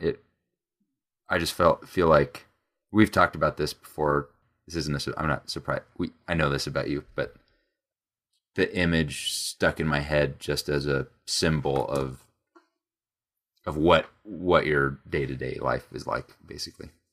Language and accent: English; United States; we're American